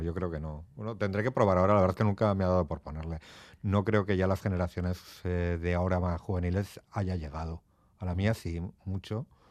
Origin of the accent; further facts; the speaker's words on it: Portugalete, Basque Country, Spain; moved away as an adult; also born or lived in Barakaldo; now in Madrid, Spain; nací en Baracaldo como todos los de aquí, en Cruces, pero soy de Portugalete